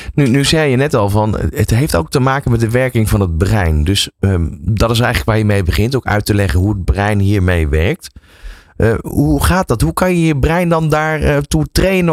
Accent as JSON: {"language": "Dutch", "country": "Netherlands", "said": "wij als Nederlanders"}